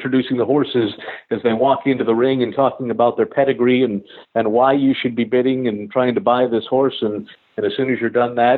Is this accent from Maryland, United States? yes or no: yes; Maryland, United States; I'm from Maryland